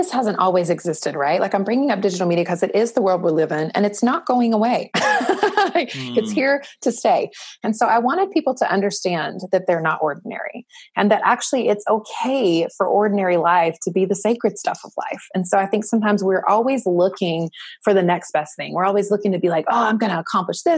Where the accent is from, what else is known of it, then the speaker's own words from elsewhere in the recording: the South, United States; I grew up in the South